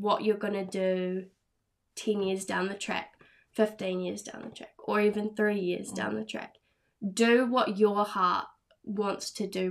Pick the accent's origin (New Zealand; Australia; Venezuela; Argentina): New Zealand; Tauranga, Bay of Plenty; I'm from Tauranga. I went through school in Tauranga.